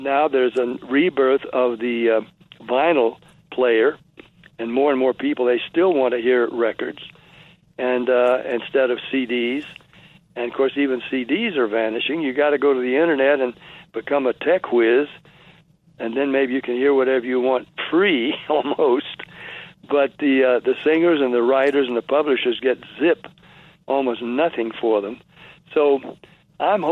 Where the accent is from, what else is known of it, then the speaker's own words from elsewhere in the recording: Nashville, Tennessee, United States; also born or lived in Jacksonville; I was born in Jacksonville, raised in Nashville